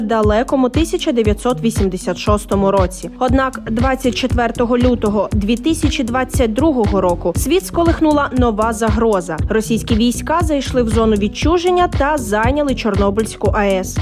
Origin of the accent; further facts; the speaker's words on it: Ukraine; Ми з України